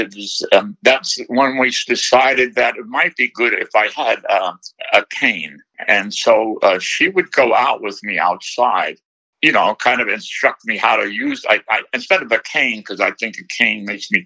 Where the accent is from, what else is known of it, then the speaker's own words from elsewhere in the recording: New York City, New York, United States; I was born in Brooklyn